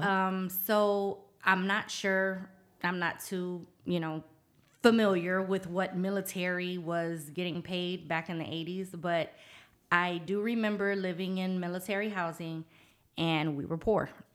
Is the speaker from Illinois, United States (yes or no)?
no; Norfolk, Virginia, United States; moved away as an adult; now in San Antonio, United States; I was raised in Norfolk, Virginia